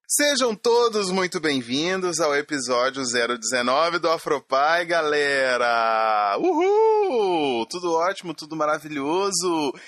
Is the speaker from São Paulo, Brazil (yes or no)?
no; Minas Gerais, Brazil; Sou mineiro